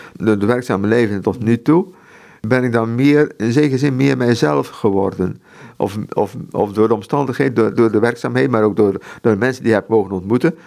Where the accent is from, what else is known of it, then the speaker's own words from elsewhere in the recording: Netherlands; Ik moet niet als Europeaan als Nederlander daar gaan werken in, in Mexico